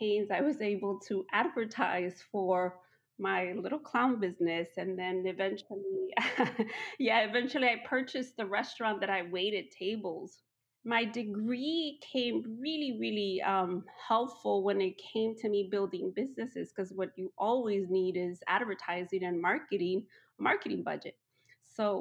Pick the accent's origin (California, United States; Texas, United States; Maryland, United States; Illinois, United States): Illinois, United States; Chicago; English is a second language; also born or lived in Mexico; I'm a Mexicana, Latina. I came to the United States as a kid. My parents brought us over, and we lived in Chicago. So I grew up in Chicago